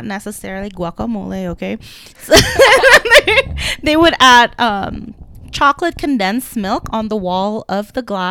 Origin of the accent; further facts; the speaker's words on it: Indonesia; moved away; I grew up in Indonesia.